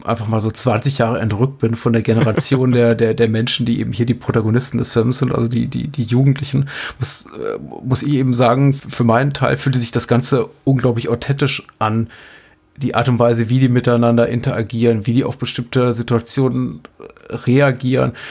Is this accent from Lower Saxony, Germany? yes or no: no; Berlin, Germany; als, als Berliner